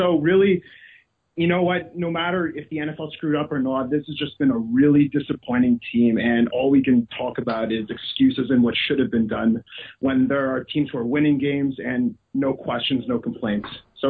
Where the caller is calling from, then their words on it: Toronto, Ontario, Canada; I'm …. I'm coming from Toronto.